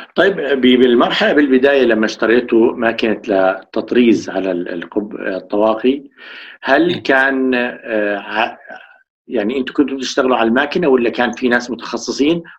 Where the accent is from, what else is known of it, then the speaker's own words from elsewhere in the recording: Jordan; ثقافه الطاقيه مش موجوده عندنا بالاردن